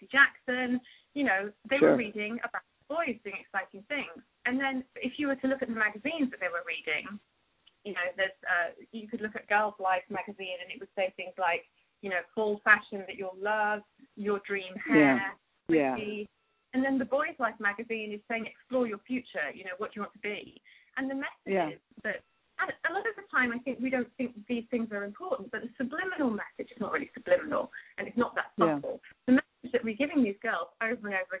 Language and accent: English; United Kingdom; moved away as an adult; also born or lived in London; now in United States; I grew up in Thatcher's Britain